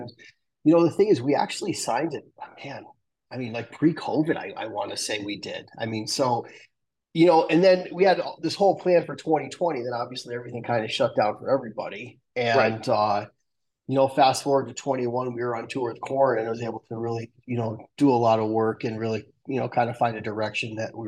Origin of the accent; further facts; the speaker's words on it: Manhasset, New York, United States; born there; Yes. Eastern. I was born on Long Island.